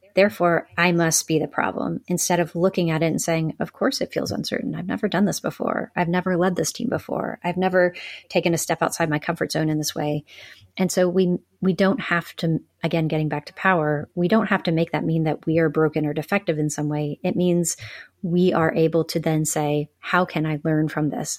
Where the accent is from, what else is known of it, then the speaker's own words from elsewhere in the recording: the South, United States; I grew up in the South.